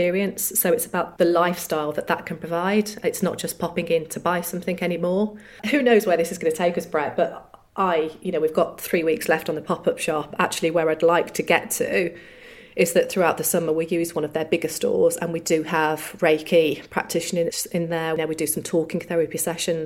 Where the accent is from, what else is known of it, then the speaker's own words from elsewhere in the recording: Solihull, West Midlands, United Kingdom; we're from Solihull